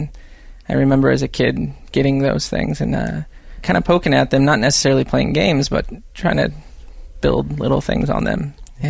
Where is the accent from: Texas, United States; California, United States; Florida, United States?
California, United States; Paradise; I grew up in the foothills of Northern California. A town called Paradise near Chico. So kind of foothills in the valley.